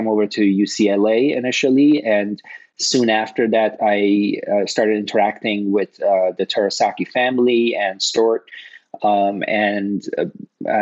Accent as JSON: {"language": "English", "town": "Toronto", "region": "Ontario", "country": "Canada", "tie": "born or raised there", "also_born_or_lived": "Cambridge, Massachusetts / Los Angeles", "moved": "as an adult", "said": "I grew up in Toronto, and I got initially exposed to bioengineering when I was in the third year of a chemical engineering program at the University of Toronto"}